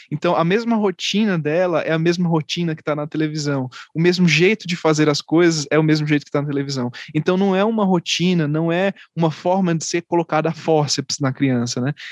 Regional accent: Pernambuco, Brazil; e eu sou pernambucano.

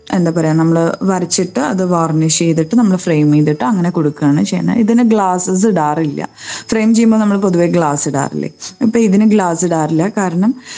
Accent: Tripunithura, Kerala, India; also born or lived in Chennai / Bangalore; ഞാൻ എൻ്റെ വീടിനടുത്ത് എറണാകുളത്ത് തൃപ്പൂണിത്രയിലായിരുന്നു താമസിച്ചുകൊണ്ടിരുന്നത്

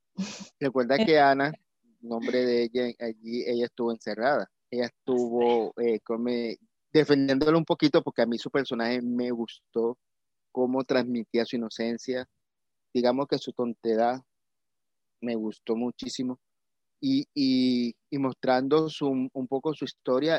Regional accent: Colombia; como colombiano

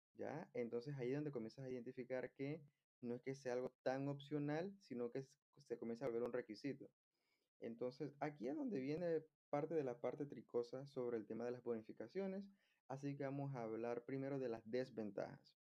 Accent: Panama; Algo que se da mucho en mi país es que las personas viven muy lejos de su lugar de trabajo. Por eso es que acá hay mucho, mucho tráfico. Y de hecho, hace poco vi que en un reportaje de CNN se confirmó que Panamá está entre los cinco países más estresantes

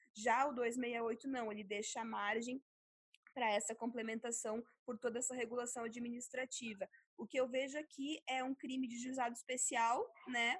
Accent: Sarandi, Rio Grande do Sul, Brazil; moved away; minha cidade natal lá do interior do Rio Grande do Sul, de 20 mil habitantes

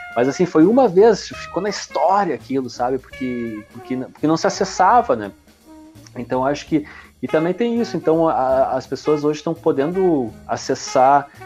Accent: Realeza, Paraná, Brazil; now in Porto Alegre, Brazil; sou do interior do Paraná, cara, uma cidade bem pequenininha, né? De, de realeza. Deve ter, agora deve ter 14 mil habitantes tal. Quando eu tava morando lá tinha 10, 12 mil.

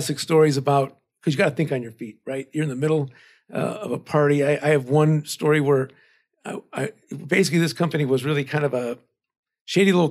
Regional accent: Chicago, Illinois, United States; I'm a native Chicagoan

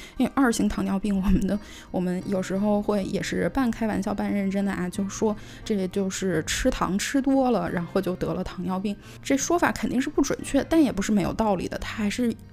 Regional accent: China; 作为我们中国人

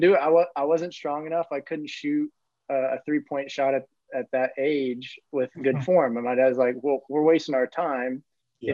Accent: Bloomington, Indiana, United States; moved away as an adult; now in Germany; growing up in Bloomington, I knew the tradition that was there

